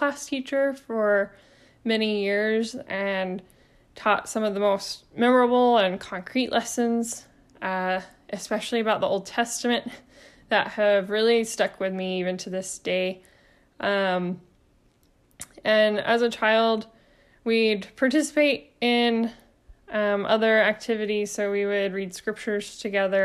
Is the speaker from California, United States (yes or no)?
no; Arkansas, United States; also born or lived in Georgia; my family of four, we moved from Georgia to Arkansas for him to be able to preach at a congregation, and I was about 4 years old. And that's the congregation that I ended up attending all the way through my high school graduation